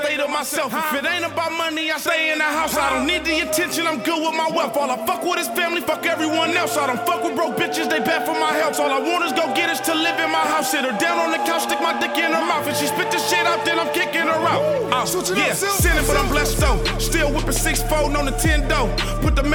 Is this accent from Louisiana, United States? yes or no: no; Palmdale, California, United States; I come from Palmdale, I grew up with nothing